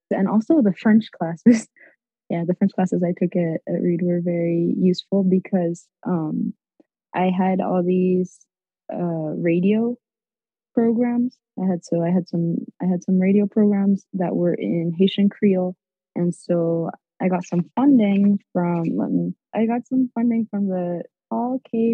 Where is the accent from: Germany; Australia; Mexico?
Mexico; moved away; also born or lived in Nicaragua / United States; I was born in Nicaragua, but I grew up in Mexico.